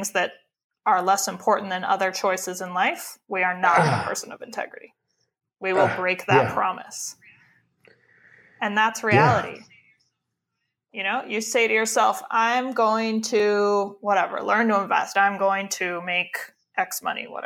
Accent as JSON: {"language": "English", "region": "Midwest", "country": "United States", "said": "We are white people from the Midwest."}